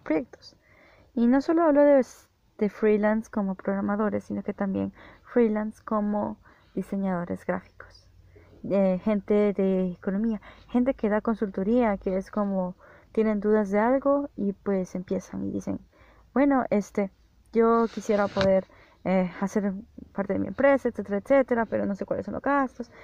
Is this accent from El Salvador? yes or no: yes; El Salvador; yo soy de El Salvador